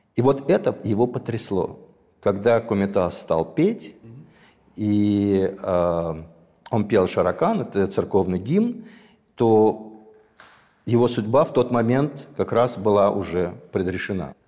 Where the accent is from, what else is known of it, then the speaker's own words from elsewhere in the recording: Sumgait, Azerbaijan; moved away; я родился в Азербайджане. Более того, я родился в городе